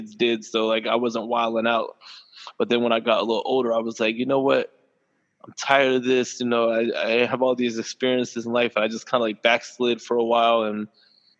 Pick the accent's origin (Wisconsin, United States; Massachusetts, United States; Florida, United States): Florida, United States; Cocoa; also born or lived in Rockledge, Florida; And I grew up in Cocoa, too